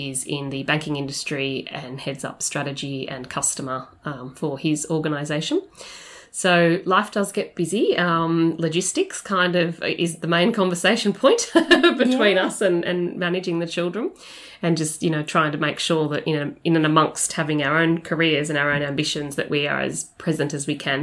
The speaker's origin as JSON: {"language": "English", "town": "Melbourne", "region": "Victoria", "country": "Australia", "also_born_or_lived": "Brisbane / London", "moved": "as an adult", "said": "I'm from Melbourne originally"}